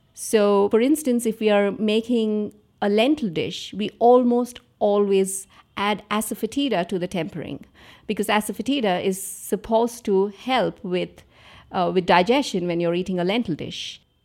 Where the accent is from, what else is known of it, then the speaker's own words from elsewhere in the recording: Andhra Pradesh, India; I grew up in Andhra Pradesh